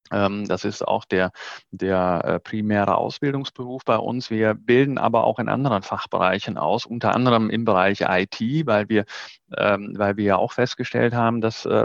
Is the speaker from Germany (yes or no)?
no; Netherlands; born there; German is a second language; ich bin ja gebürtige Niederländer und habe noch Familie dort